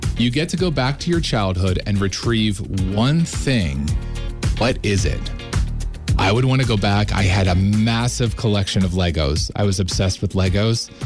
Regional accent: Western Pennsylvania, United States; moved away as an adult; also born or lived in Johnstown, Pennsylvania; now in Northeastern Pennsylvania, United States; growing up in Western Pennsylvania, I had never been to Scranton, Wilkes-Barre

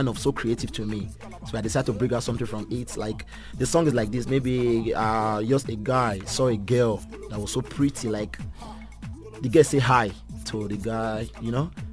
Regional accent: Benin City, Edo, Nigeria; moved away as an adult; also born or lived in Abuja; now in South Africa; I was born in Benin City. I grew up there

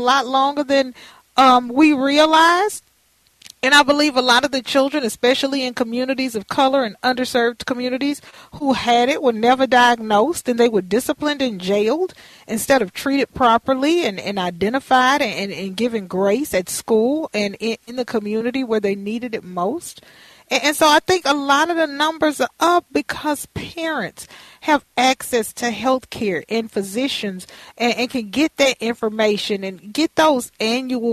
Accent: Houston, Texas, United States; a community center near my home where I grew up in Fifth Ward

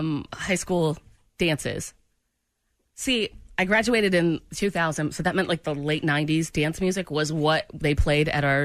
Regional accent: Australia; accent: Australian; My Australian accent is definitely useless.

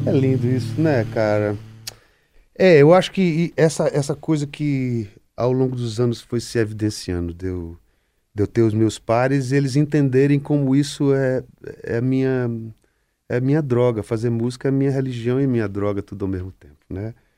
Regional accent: Pernambuco, Brazil; pernambucano como eu

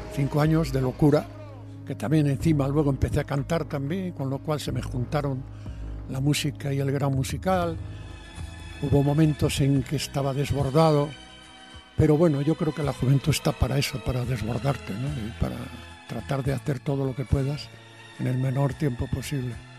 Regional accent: Padrón, Galicia, Spain; moved away as an adult; also born or lived in Santiago de Compostela; now in Madrid, Spain; me entraban ganas de volver a mi pueblo y dije, no, no, yo tengo un orgullo, yo no puedo volver derrotado a Padrón y a Santiago

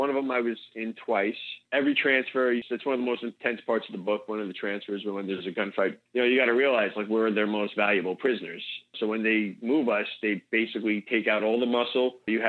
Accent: United States; And it's like, yes, I am the American, hopefully the good guy.

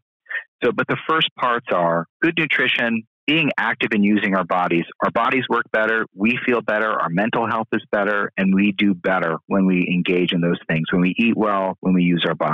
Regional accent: Bloomsburg, Pennsylvania, United States; I grew up in central Pennsylvania, I grew up in Bloomsburg

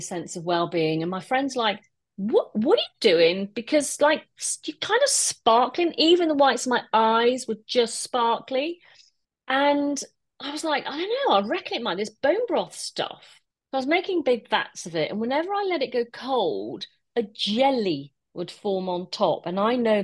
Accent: Wolverhampton, West Midlands, United Kingdom; Wolverhampton, which is my hometown where I live

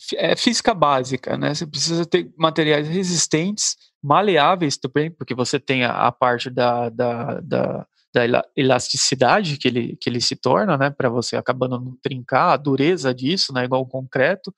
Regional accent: Cubatão, São Paulo, Brazil; eu sou aqui da, da região de Cubatão, né, é, próximo ao, ao, litoral

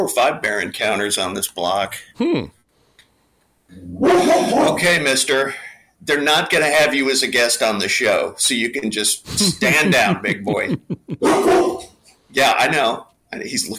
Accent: Kansas City, Kansas, United States; moved away as an adult; now in Orlando, United States; I grew up in Kansas City in a suburb over on the Kansas side.

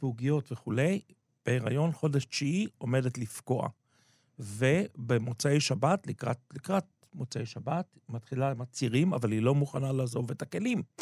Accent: Israel; moved away; האימא שלי הגיעה לארץ מעט מאוד שנים לפני שאני נולדתי

